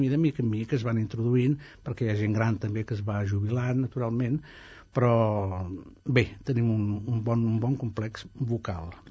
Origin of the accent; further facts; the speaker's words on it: Italy; now in Spain; jo sóc italià, eh? sóc ciutadà italià, però, sí, no, aquí hi ha una mica més de dignitat